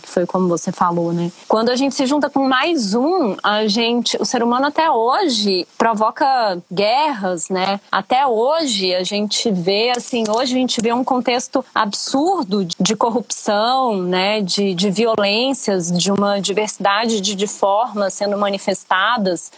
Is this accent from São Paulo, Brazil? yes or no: no; Brasília, Federal District, Brazil; eu sou nascida em Brasília, minha família é paraense, meu pai e minha mãe vieram de Belém, enfim, cresci em meio ao cerrado